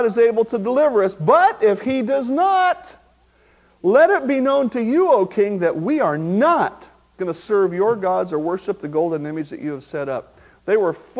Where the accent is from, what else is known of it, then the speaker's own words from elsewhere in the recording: Marysville, United States; I have a friend that I grew up with in Marysville